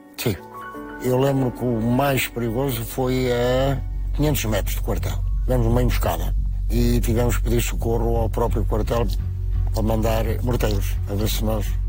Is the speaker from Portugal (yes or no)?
yes; Porto, Norte, Portugal; also born or lived in Val Moreira; Quando vim para o Porto, com 6 anos, então acabei a escola, fui trabalhar